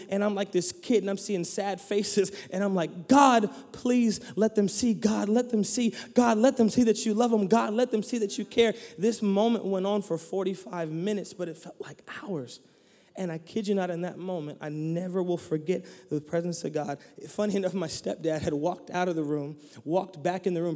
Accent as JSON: {"language": "English", "country": "United States", "tie": "born or raised there", "said": "I am an American citizen because I was born there"}